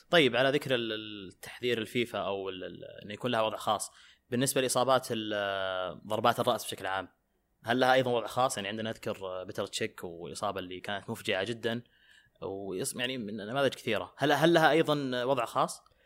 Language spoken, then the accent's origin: Arabic; Saudi Arabia